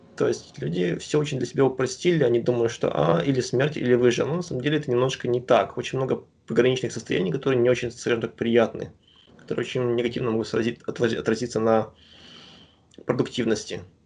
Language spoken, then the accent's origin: Russian; Astana, Kazakhstan; moved away as an adult; also born or lived in Shakhtinsk, Karaganda Region, Kazakhstan; now in United States; я родился в Карганинской области, в городе Шахтинск, потом когда мне было 7 лет, мы переехали в Астану, и я практически большую часть жизни прожил там.